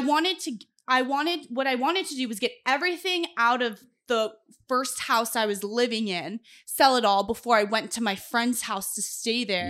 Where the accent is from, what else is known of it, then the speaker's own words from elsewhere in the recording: Los Angeles, California, United States; moved away as an adult; also born or lived in Boise; now in Corpus Christi, United States; I tell them Los Angeles 'cause that's where I'm born and raised